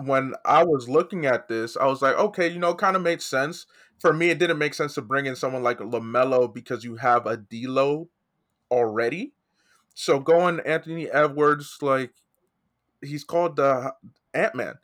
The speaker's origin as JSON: {"language": "English", "country": "Nigeria", "said": "I'm also Nigerian."}